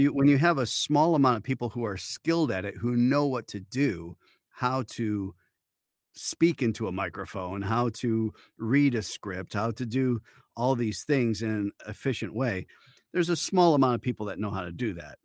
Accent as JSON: {"language": "English", "town": "Detroit", "region": "Michigan", "country": "United States", "tie": "born or raised there", "also_born_or_lived": "Upper Peninsula, Michigan / Hong Kong", "moved": "as an adult", "lives_now": "Los Angeles, United States", "said": "Originally born in Michigan, raised in the, uh, outskirts just outside of Detroit, in the suburbs of Detroit"}